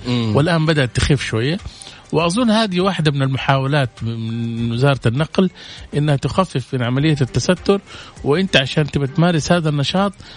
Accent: Saudi Arabia; عندنا في السعودية

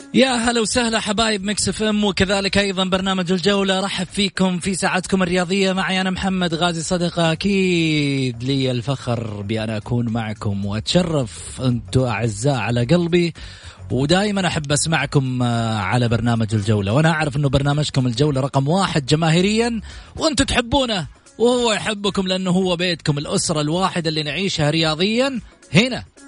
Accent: Saudi Arabia; احنا كلنا كسعوديين

